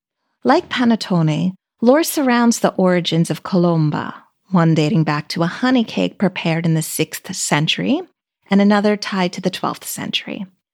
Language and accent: English; United States; I always think of being American